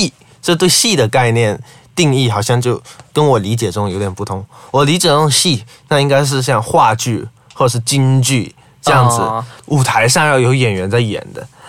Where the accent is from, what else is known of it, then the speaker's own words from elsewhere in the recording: southern China, China; moved away as an adult; now in Malaysia; 我毕竟来自中国南方。